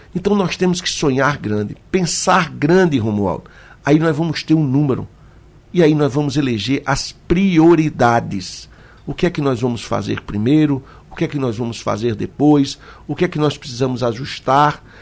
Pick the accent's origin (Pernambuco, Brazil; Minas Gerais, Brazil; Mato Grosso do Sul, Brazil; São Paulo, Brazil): Pernambuco, Brazil; Petrolina; Eu vou falar de Petrolina, eu quero que Pernambuco toda me entenda, porque é a minha terra